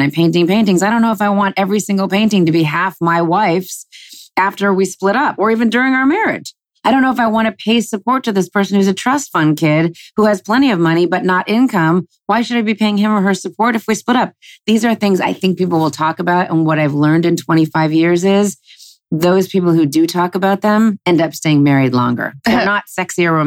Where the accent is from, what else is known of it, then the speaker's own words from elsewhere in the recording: Los Angeles, California, United States; I never, ever thought growing up in Los Angeles that I would work with my dad